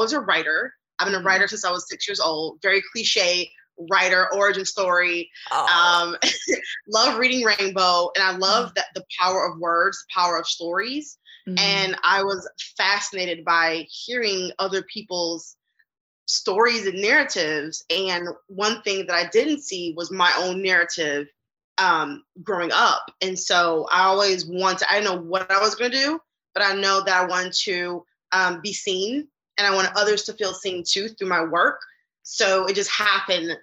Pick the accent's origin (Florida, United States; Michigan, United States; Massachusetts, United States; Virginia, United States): Michigan, United States; Detroit; now in New York City, United States; I am from Detroit and currently in New York City trying to make something of myself